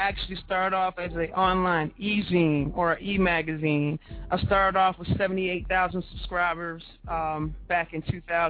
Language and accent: English; Baltimore, Maryland, United States; moved away as an adult; now in Atlanta, United States; I relocated from Baltimore, Maryland. That's originally where I'm from.